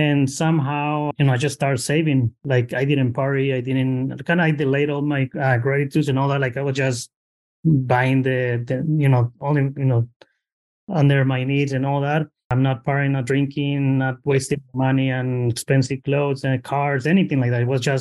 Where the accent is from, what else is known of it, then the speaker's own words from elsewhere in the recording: Mexico; now in Bay Area, United States; original from Mexico. I got it immigrated here in 2004. Just found myself in the Bay Area